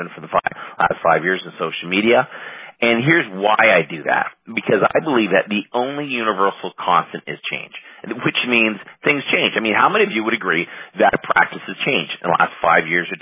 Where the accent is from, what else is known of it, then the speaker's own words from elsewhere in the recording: Canada; moved away as an adult; now in United States; I'm Canadian, living in the States now.